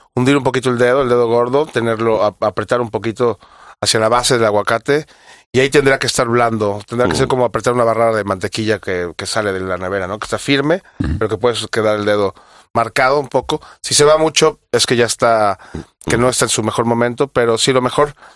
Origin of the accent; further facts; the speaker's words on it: Mexico City, Mexico; Yo que soy de Ciudad de México